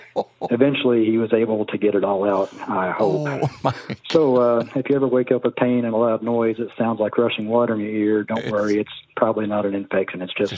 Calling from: Little Rock, Arkansas, United States; also born or lived in San Diego; I'm calling from Little Rock, Arkansas.

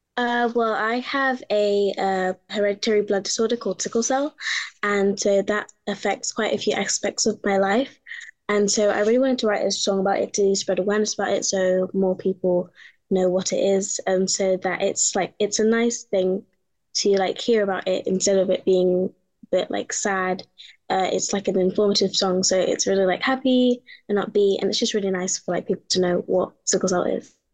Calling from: London, United Kingdom; I'm calling in from London in the UK.

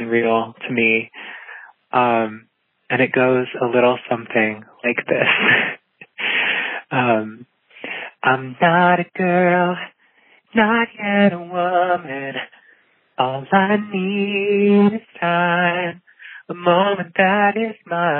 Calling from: Davis, California, United States; I'm calling from Davis, California

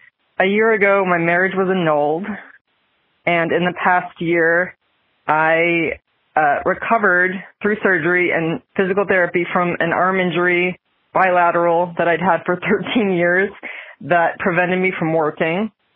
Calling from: Billerica, Massachusetts, United States; I'm from Billerica, Massachusetts

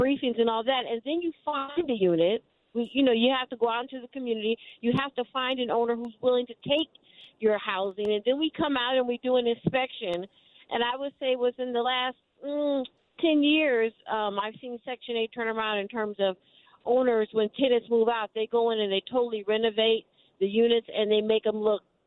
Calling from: Northern California, United States; I'm calling from Northern California

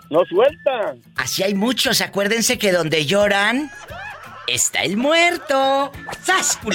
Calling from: Fort Smith, Arkansas, United States; Te estoy llamando desde Forest Smith, Arkansas, por aquí escuchándote como todas las tardes.

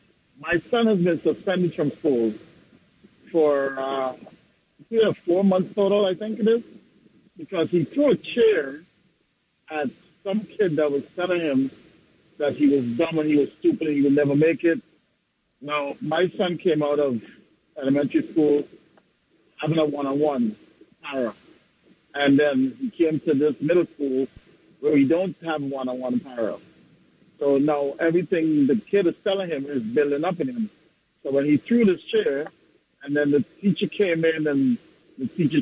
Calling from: Long Island, New York, United States; Good evening. … I'm from Long Island.

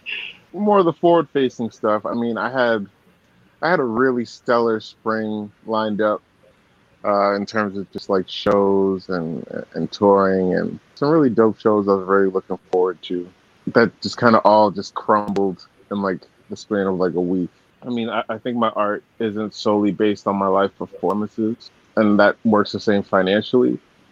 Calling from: Austin, Texas, United States; Yeah, I'm in Austin right now.

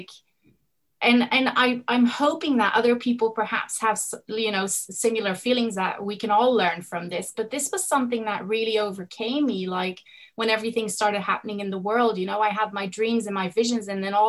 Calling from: Spain; It's actually the afternoon where I am. I'm coming in from Spain.

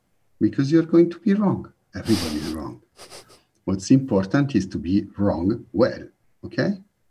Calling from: Milan, Lombardy, Italy; I'm calling in from Milano in northern Italy.

